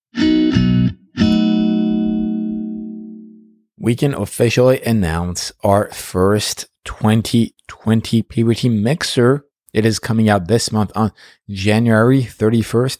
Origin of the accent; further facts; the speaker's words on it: Paris, Île-de-France, France; moved away as an adult; now in United States; I was, uh, born and raised in Paris